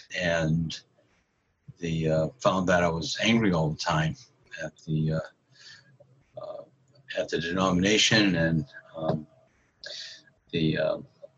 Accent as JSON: {"language": "English", "town": "Medford", "region": "Massachusetts", "country": "United States", "said": "I'm from Medford, Massachusetts"}